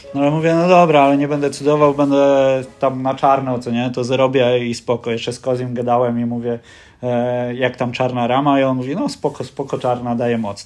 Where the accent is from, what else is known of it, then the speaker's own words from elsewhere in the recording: Lower Silesian Voivodeship, Poland; jestem z Dolnego Śląska